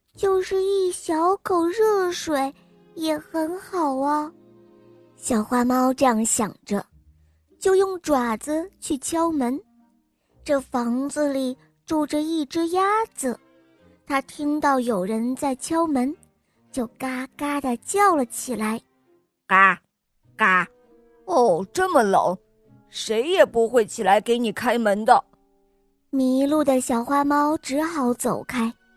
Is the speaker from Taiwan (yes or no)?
no; Weihai, Shandong, China; 我来自威海，我见五岁了